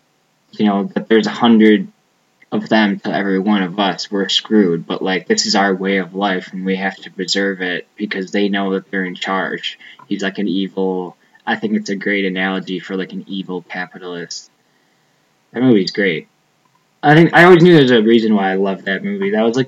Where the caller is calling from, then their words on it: Aurora, Illinois, United States; I'm calling from Aurora, Illinois.